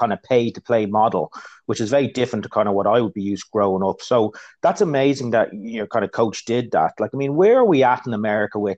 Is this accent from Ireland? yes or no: yes; Ireland; growing up in Ireland